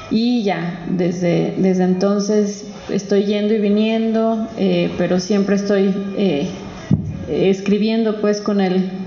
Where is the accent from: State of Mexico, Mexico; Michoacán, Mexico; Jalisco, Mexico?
Jalisco, Mexico; Guadalajara; yo soy de aquí de Guadalajara, de aquí muy cerquita, de por el Parque Morelos.